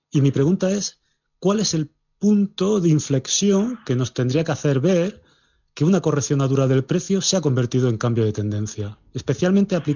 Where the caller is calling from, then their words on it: Madrid, Community of Madrid, Spain; de Madrid y esta es una consulta para don Alberto Iturralde.